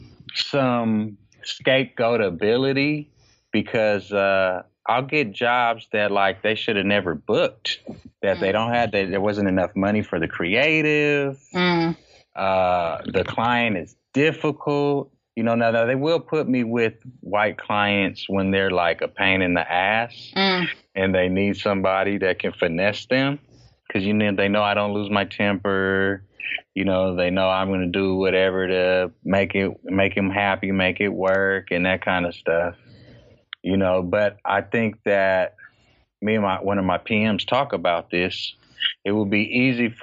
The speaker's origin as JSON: {"language": "English", "town": "Oakland", "region": "California", "country": "United States", "tie": "born or raised there", "said": "I'm from Oakland."}